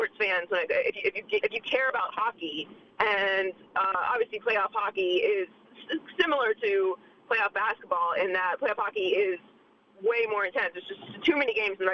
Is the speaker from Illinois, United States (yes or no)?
no; Pittsburgh, Pennsylvania, United States; I'm from Pittsburgh